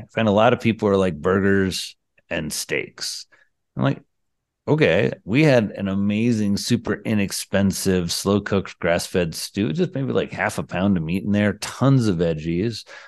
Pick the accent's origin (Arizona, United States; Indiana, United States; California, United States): Indiana, United States; I come from Indiana, the land of the sea